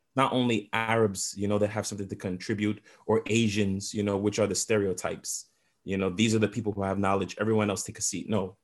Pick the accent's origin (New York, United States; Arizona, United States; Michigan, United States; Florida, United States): New York, United States; New York City; they settled in the Flatbush section of Brooklyn, which is like known, you know, as the Jamaican section of Brooklyn.